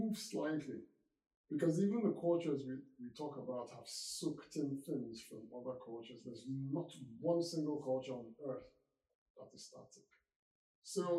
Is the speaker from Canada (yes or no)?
no; Nigeria; moved away as an adult; also born or lived in United Kingdom; now in United States; I was born in Africa, in Nigeria, grew up there, and I went to university in the UK, lived and worked in the UK, and then moved to the United States